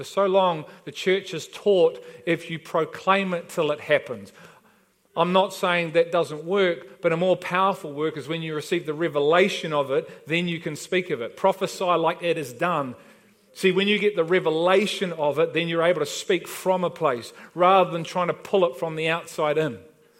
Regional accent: Liverpool, North West England, United Kingdom; moved away; we've been invited to a party because we're from Liverpool. He said, that's great, you know, we've been here about 4 weeks.

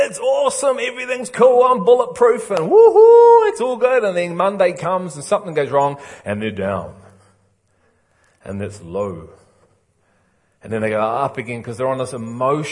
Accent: England, United Kingdom; I'm English

